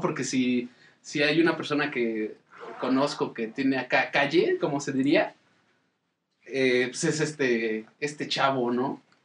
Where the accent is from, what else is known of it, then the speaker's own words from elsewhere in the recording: Mexico City, Mexico; Denzel y yo venimos de Iztapalapa, del Cerro de la Estrella